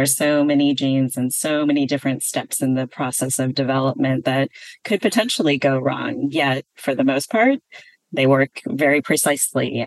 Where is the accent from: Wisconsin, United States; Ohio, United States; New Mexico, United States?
Wisconsin, United States; a suburb outside of Milwaukee; moved away as an adult; also born or lived in Berkeley, California; I was born and raised in Wisconsin in a suburb outside of Milwaukee.